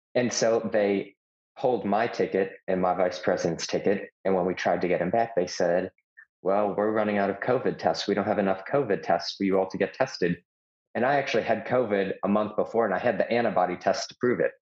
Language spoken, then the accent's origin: English; Chicago, Illinois, United States; now in Tennessee, United States; I'm from Chicago, but lived in Tennessee for almost 10 years.